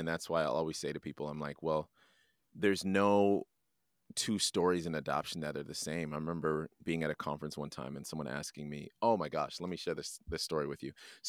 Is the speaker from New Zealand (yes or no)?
no; Canada; understanding where I came from and being proud of being Jamaican, but I'm also proud of being Canadian because of their faithfulness. I'm proud to wave both of those flags.